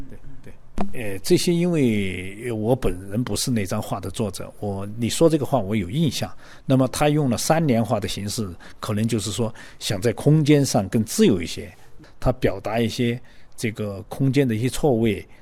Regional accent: Guizhou, China; 作为这个贵州的画家，可能的确是非常热爱自己生活的这片土地的

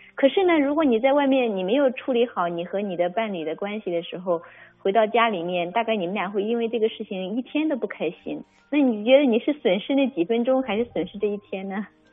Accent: China; 我们中国人说，哎呀，给点儿面子吧

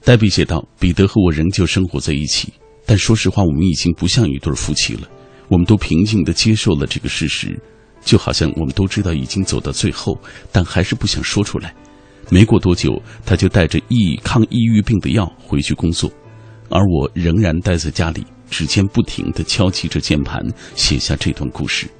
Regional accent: China; 我们中国人有一句话说：“白发人送黑发人。”

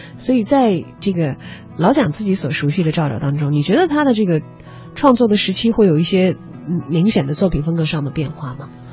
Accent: southern China, China; now in Beijing, China; 我是南方人，嗯。我到北京生活工作

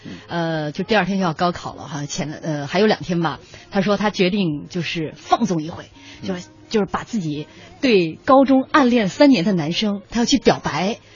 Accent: Shandong, China; 我们山东人多可怜，山东学子多可怜。

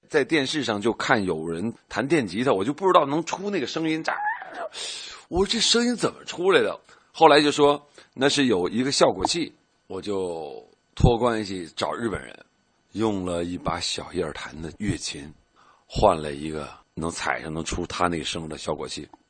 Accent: China; 我作为一个中国人来说

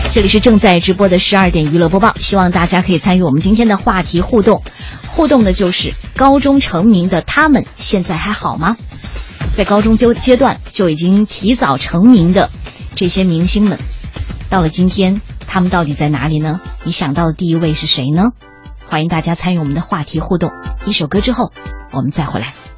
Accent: Guangxi, China; 我是在广西长大的，从小呢就是看着港台电视

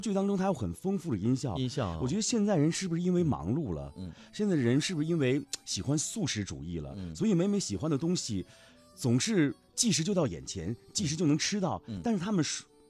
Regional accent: Lanzhou, Gansu, China; now in Beijing, China; 我们 兰州人特别想念家乡的牛肉面

